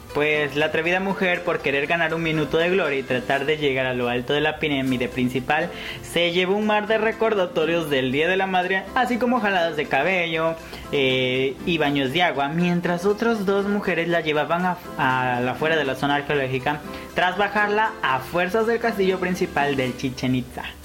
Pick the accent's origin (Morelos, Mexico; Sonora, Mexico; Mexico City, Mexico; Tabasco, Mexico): Tabasco, Mexico; siendo tabasqueño, en propio México me ven como un extranjero en Mérida